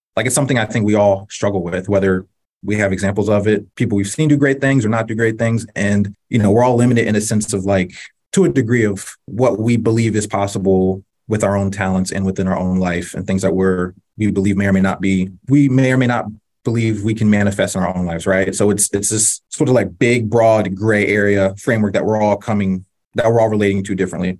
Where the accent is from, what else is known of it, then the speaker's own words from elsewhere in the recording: North Carolina, United States; I grew up in North Carolina